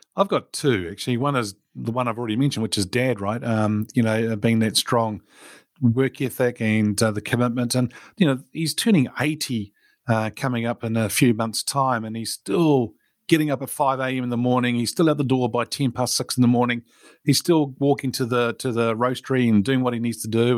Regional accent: New Zealand; I was born in New Zealand and grew up here and, uh, went to school and college in New Zealand

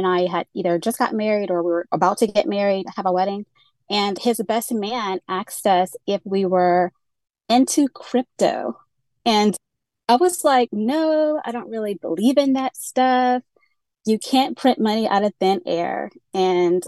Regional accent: Georgia, United States; also born or lived in Central Florida; now in Florida, United States; I grew up in Georgia, and I'm currently in the beautiful Central Florida

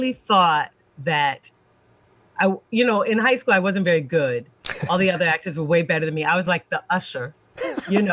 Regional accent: Washington, District of Columbia, United States; also born or lived in Ann Arbor, Michigan; I'm from Washington, D.C. is where I grew up.

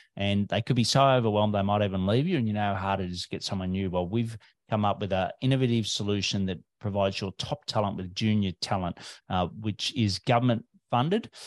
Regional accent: Australia

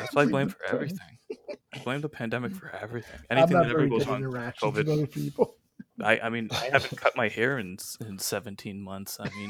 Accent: England, United Kingdom; Even as an English person

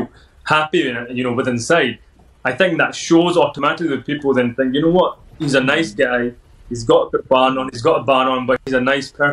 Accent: Edinburgh, Scotland, United Kingdom; accent: Scottish; I was born in Edinburgh, local lad, and born in a Sikh family

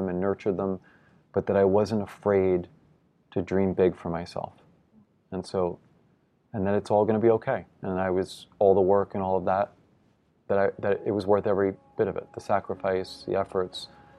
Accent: New York, United States; But as a New Yorker, I've yet to see him compete and finish what is the most important to him.

